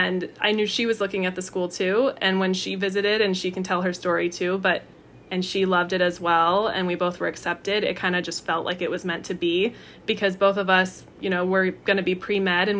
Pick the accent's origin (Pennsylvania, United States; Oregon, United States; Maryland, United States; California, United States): California, United States; Orange County; I'm from Orange County